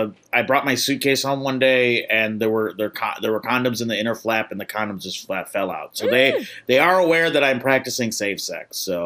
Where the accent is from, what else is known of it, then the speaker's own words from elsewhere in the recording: Midwest, United States; You know, I'm coming from the Midwest where we walk around everywhere, so it's nice to be able to walk around a little bit.